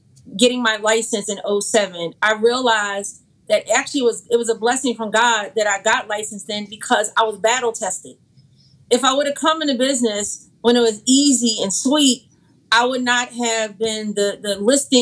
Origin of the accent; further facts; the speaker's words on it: Philadelphia, Pennsylvania, United States; moved away; I'm from Philadelphia